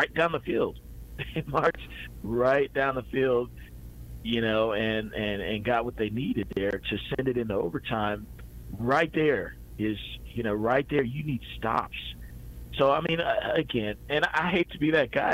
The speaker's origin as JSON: {"language": "English", "region": "the South", "country": "United States", "also_born_or_lived": "Seattle / Portland", "moved": "as an adult", "said": "I'm from the South."}